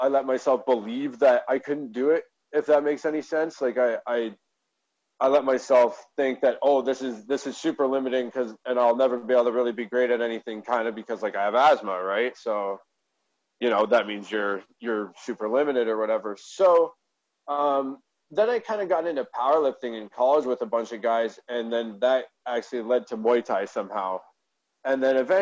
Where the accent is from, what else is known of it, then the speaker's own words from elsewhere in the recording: Hamilton, Ontario, Canada; I grew up in Hamilton, Ontario, Canada, in a nice little area.